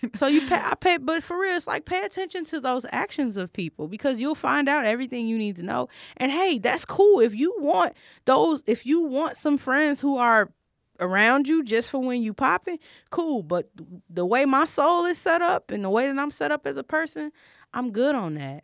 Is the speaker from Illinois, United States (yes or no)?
yes; Chicago, Illinois, United States; I'm from Chicago